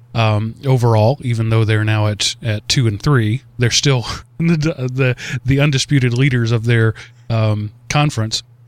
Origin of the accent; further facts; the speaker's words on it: Texas, United States; now in Georgia, United States; I'm from Texas.